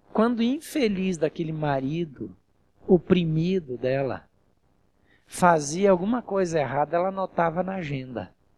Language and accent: Portuguese; Marechal Cândido Rondon, western Paraná, Brazil; accent: interior; also born or lived in Barro Preto; now in São José dos Campos, Brazil; Eu sou do interior e da roça, né? Você pode ver pelo meu sotaque, meu jeitão bronco, né? Eu nasci, é, em Marechal Rondon, no oeste do Paraná, e quando era criança fui morar num lugar que chamava Barro Preto